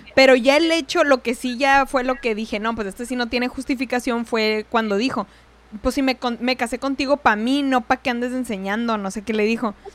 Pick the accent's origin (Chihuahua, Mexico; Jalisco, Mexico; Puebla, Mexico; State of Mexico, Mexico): Chihuahua, Mexico; Ciudad Juárez; moved away; De por sí vengo de allá de Ciudad Juárez, estamos relativamente cerca y el, el acento más o menos pues se comparte